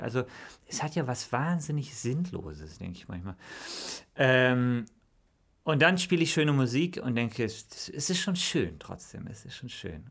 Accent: Bonn, North Rhine-Westphalia, Germany; wir sind im großen Pfarrhaus, bin ich aufgewachsen in Bonn

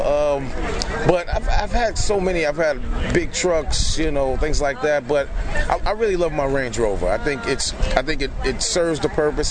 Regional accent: New York, United States; I'm from New York, so we didn't have really cars in high school

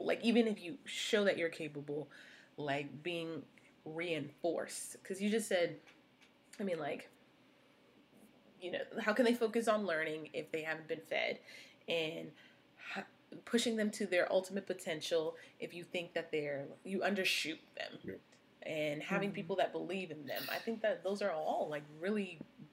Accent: Washington, District of Columbia, United States; I grew up in Northeast DC

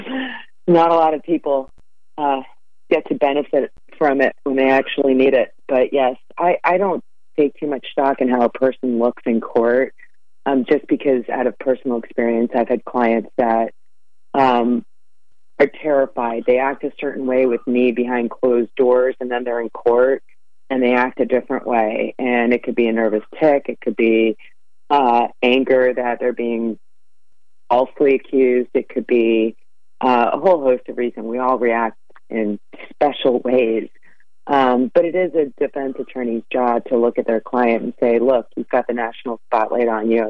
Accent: Philadelphia, Pennsylvania, United States; I'm from Philly.

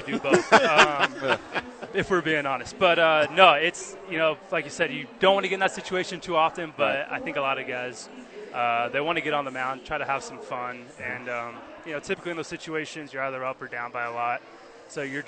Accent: San Diego, California, United States; moved away; I'm from San Diego originally

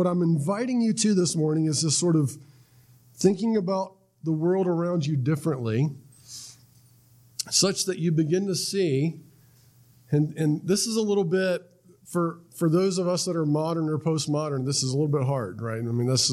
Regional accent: Florida, United States; I was from Florida, went up to North Carolina

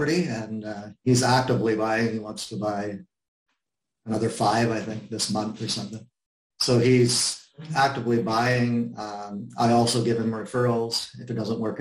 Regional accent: Canada; I'm Canadian

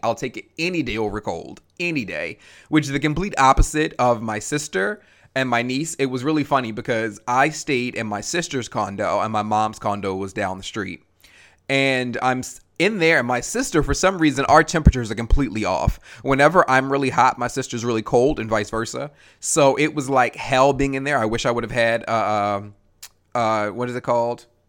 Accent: Maryland, United States; now in Atlanta, United States; I live in Atlanta now, but I am originally from Maryland.

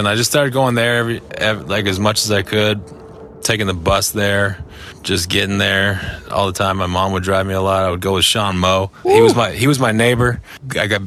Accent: Burlington, Ontario, Canada; also born or lived in Oakville, Ontario; I was born in Oakville and I lived in Burlington most of my life

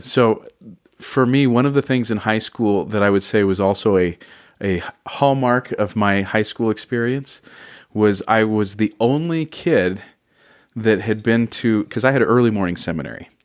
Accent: Oceanside, California, United States; also born or lived in Northridge, Los Angeles, California; we moved down to Oceanside when I was about ten or 11 mm-hmm. and so I kind of call that more my home than Los Angeles

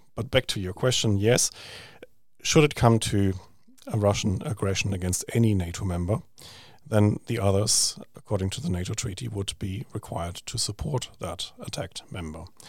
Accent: Germany; moved away; I grew up in Germany

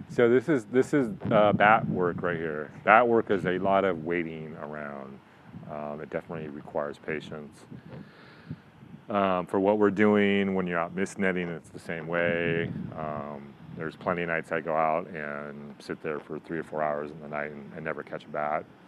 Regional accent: England, United Kingdom; now in San Diego, United States; I actually grew up in England, and so that's kind of where I had my first experiences.

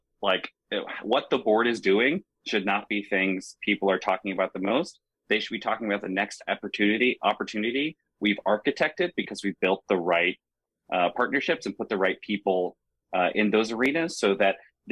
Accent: Florida, United States; I'm from Florida.

